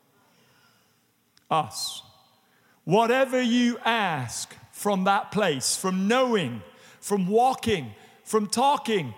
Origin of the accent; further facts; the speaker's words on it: England, United Kingdom; now in United States; as we would say in England